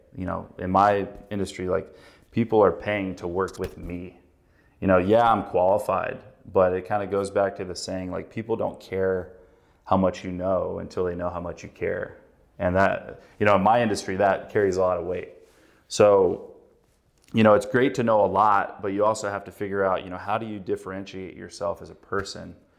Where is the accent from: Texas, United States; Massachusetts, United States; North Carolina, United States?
North Carolina, United States; moved away as an adult; now in Chicago, United States; I grew up in North Carolina